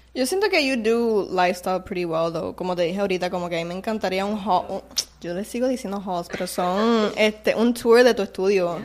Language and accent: Spanish; Puerto Rico; somos de Calle y Humacao